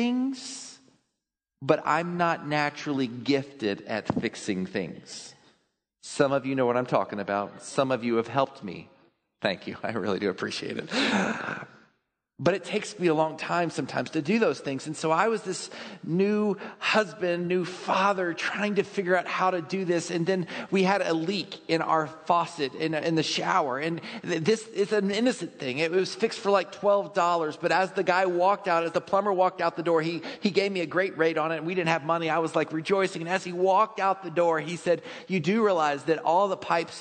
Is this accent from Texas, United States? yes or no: yes; Texas, United States; I grew up in Texas